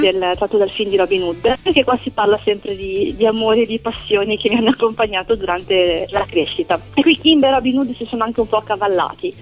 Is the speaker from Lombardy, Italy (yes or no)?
yes; Milan, Lombardy, Italy; moved away as an adult; now in Silea, Italy; sono di origine milanese